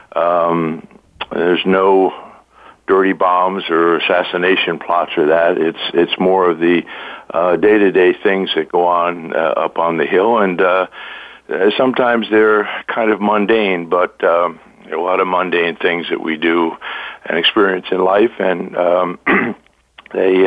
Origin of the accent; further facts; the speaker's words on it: New York, United States; I'm originally from New York